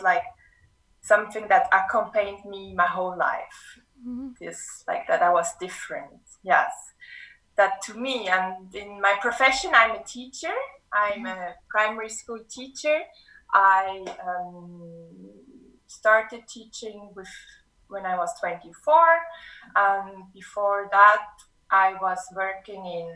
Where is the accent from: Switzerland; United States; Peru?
Switzerland; moved away as an adult; also born or lived in Martinique; now in Cape Town, South Africa; I grew up in Switzerland.